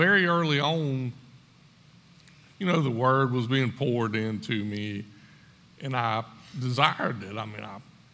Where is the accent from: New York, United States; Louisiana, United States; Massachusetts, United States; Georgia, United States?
Georgia, United States; Screven County; I grew up in Scriven County